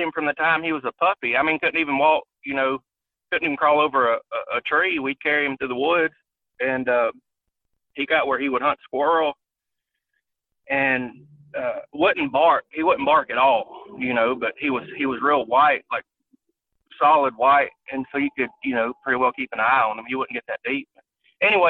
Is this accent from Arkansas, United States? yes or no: yes; South Arkansas, United States; We grew up in South Arkansas, right on the Louisiana line